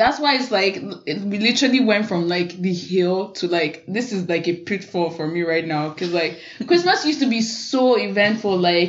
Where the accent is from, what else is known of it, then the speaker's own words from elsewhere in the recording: Ijebu, Ogun State, Nigeria; I'm from Ijebu, so we'd go with all our extended family, my grandpa, grandma, aunties, uncles, cousins.